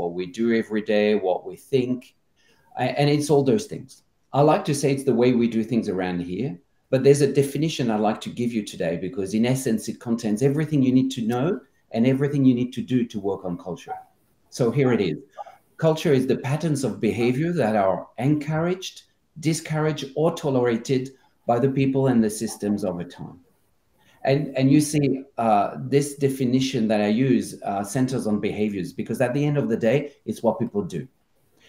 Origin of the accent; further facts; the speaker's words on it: France; also born or lived in Australia / Asia; now in Amsterdam, Netherlands; I'm from France originally, spent half my life in Australia and in Asia